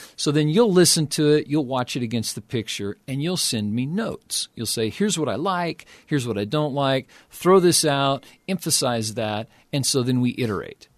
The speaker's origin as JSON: {"language": "English", "town": "Oklahoma City", "region": "Oklahoma", "country": "United States", "tie": "born or raised there", "said": "I grew up in Oklahoma City"}